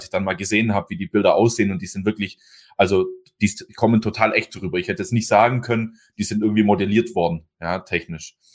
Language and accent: German; Meckenbeuren, Baden-Württemberg, Germany; ich komme ja aus Meckenbeuren und genau in Meckenbeuren ist quasi der Hauptstandort von Winterhalter